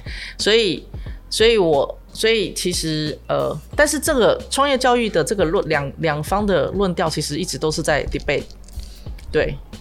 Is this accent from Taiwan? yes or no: yes; New Taipei, Taiwan; 在新北长大，但在台北，都在台北工作